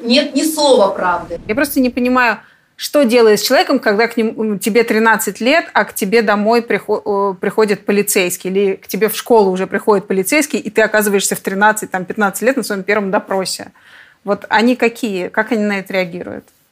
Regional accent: Tomsk, Tomsk Oblast, Russia; Я тоже из Томска

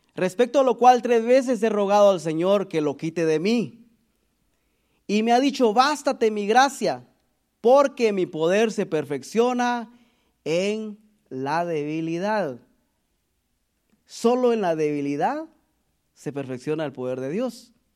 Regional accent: Guatemala; moved away; de donde yo, de donde nosotros venimos de Guatemala

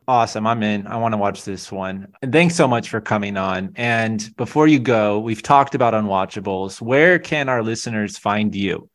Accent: California, United States; as a Californian

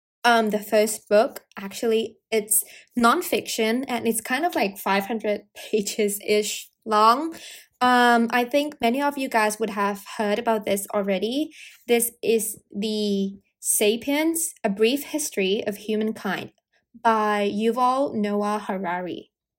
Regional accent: United Kingdom; accent: American; a time that I felt really bad for not having a British accent, because I'm British and people always assume that I'm American due to my accent.

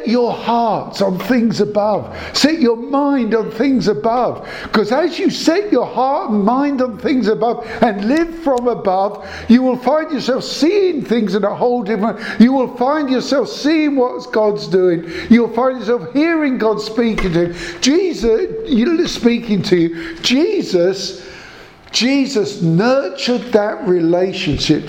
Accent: Croydon, London, United Kingdom; I come from Selsdon, South Croydon

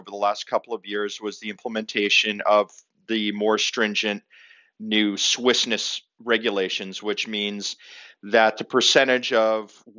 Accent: Zanesville, Ohio, United States; I was born in Zanesville, Ohio

